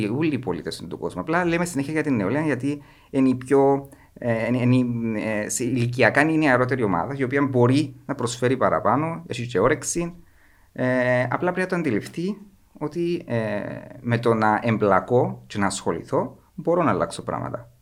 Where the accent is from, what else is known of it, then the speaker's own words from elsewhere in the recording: Kormakitis, Cyprus; Είμαι από τον Κορμαγίτη ένα από τα πιο όμορφα, δεν θα πω το πιο όμορφο για να μην είμαι πολλά κλεισέ, ένα από τα πιο όμορφα χωριά της Κύπρου